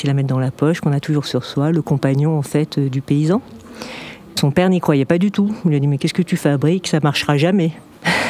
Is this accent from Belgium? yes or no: no; France; Et moi, je suis française. Je suis la directrice marketing de la société.